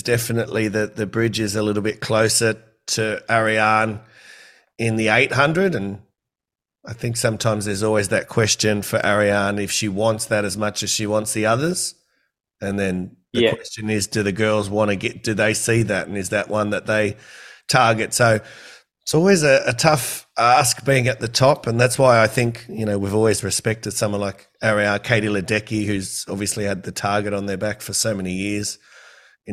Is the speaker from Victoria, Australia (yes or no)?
no; Campbelltown, New South Wales, Australia; I'm from Campbelltown